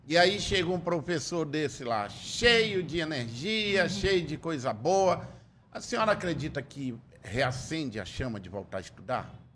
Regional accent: Tefé, Amazonas, Brazil; Eu sou de Tefé, fui criado sem eira nem beira

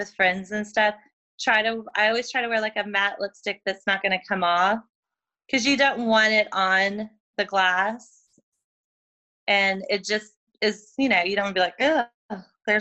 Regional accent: Oklahoma City, Oklahoma, United States; moved away as an adult; also born or lived in Louisiana; now in Austin, United States; originally I'm from Oklahoma City. I grew up there. I lived there for 18 years

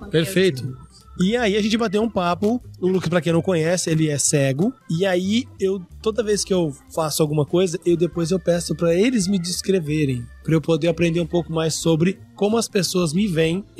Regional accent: interior of Paraná, Brazil; eu sou lá do interior do Paraná

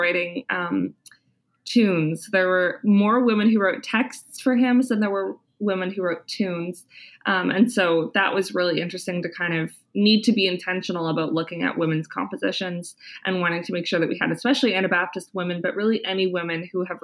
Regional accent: Kitchener-Waterloo, Ontario, Canada; moved away as an adult; also born or lived in Winnipeg, Canada; now in Ottawa, Canada; I'm originally from Kitchener-Waterloo, Ontario

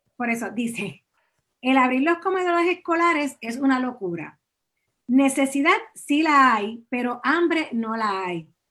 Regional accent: Puerto Rico; como puertorriqueño

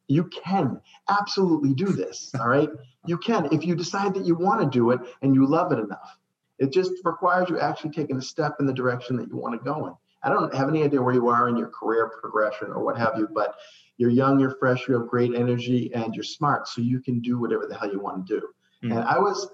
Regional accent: Saugus, Massachusetts, United States; moved away as an adult; also born or lived in Florida; I grew up in Saugus, Massachusetts, which is the home of the oldest ironworks in the country

